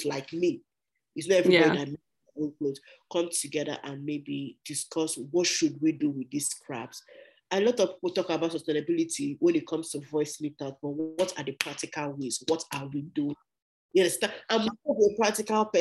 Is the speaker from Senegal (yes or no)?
no; Nigeria; moved away as an adult; now in Canada; I'm from Nigeria.